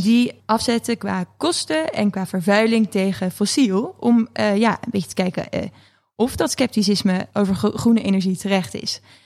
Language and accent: Dutch; Netherlands; we als Nederlanders